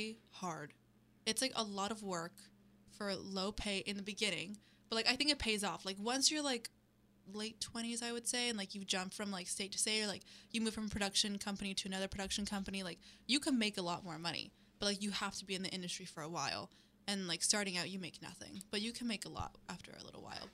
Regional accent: Miami, Florida, United States; I am from Florida. I am from the tropics. I'm not even from North Florida. I'm from South Florida, like Miami

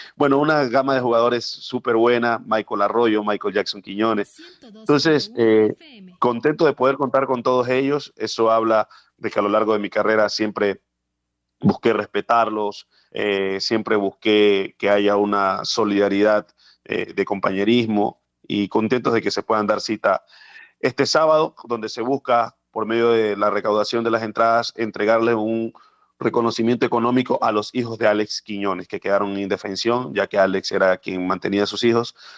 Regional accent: Esmeraldas, Ecuador; mi tierra, en mi ciudad natal, Esmeraldas, donde gran parte eh, de mis años estuve allí en lo que tiene que ver a, mi formación

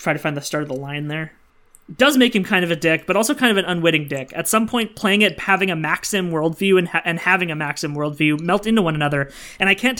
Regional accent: Sudbury, Ontario, Canada; my hometown, Sudbury, Ontario

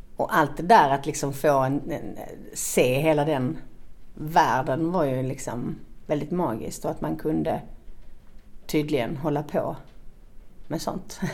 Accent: Malmö, Skåne, Sweden; moved away as an adult; also born or lived in Stockholm; Jag är uppvuxen i Malmö, eh, på Kirseberg, som ligger i östra delen av Malmö.

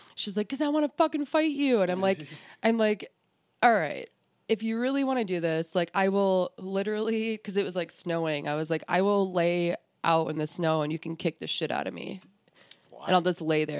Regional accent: Clarkston, Michigan, United States; I am from Clarkston

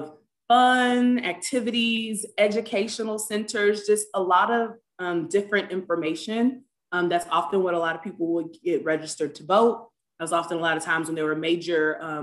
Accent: Galveston, Texas, United States; I was born and raised in Galveston, Texas

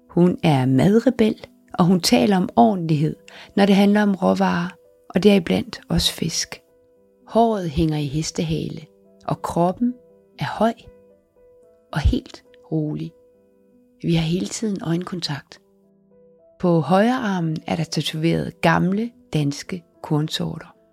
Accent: Southern Denmark, Denmark; Jeg er stærk. Jeg er sønderjyde.

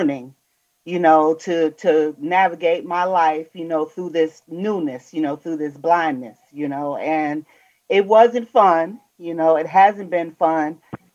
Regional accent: New York City, New York, United States; now in Michigan, United States; I was born in New York

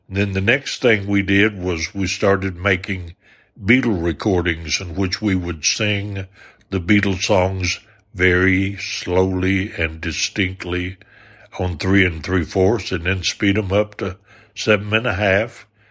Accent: Arkansas, United States; I was from the South, from Arkansas

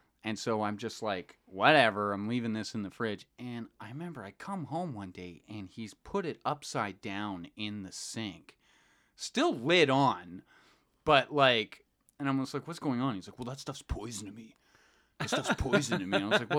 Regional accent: Calgary, Alberta, Canada; because I'm from Calgary, and I maybe met like 3 black people in my life at this point.

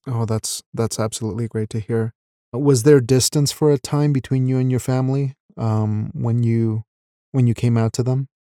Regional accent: Wyoming, United States; also born or lived in Mexico; I'm a Mexican raised in Wyoming. So we moved from Mexico when I was ten years old

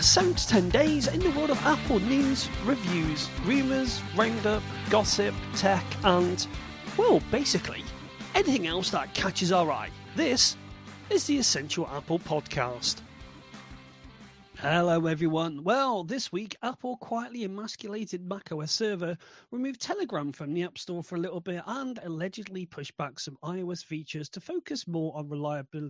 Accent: United Kingdom; being British

